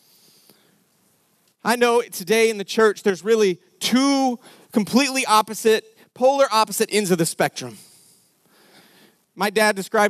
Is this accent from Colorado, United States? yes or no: yes; Denver, Colorado, United States; We grew up in Denver, Colorado.